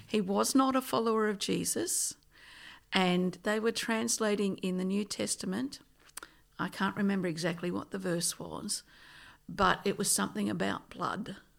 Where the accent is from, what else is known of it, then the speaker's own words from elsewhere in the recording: Nyngan, New South Wales, Australia; also born or lived in Tottenham / Katoomba / West Wyalong; now in Tamworth, Australia; I was born in a place called Ningen